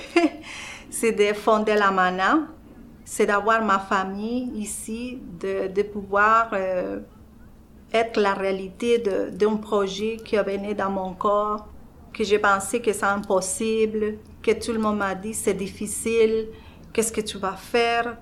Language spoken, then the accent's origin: French; Colombia; French is a second language; moved away as an adult; now in Verdun, Canada; je suis colombienne.